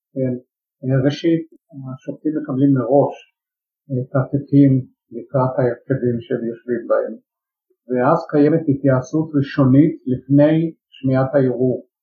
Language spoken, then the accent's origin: Hebrew; Jerusalem, Jerusalem District, Israel; שכמו בבתים ירושלמים רבים באותה תקופה גם אני נולדתי לתוך אה, משפחה שהפרוטה לא הייתה מצויה בטיסה, למעשה גדלתי בתוך אה, עוני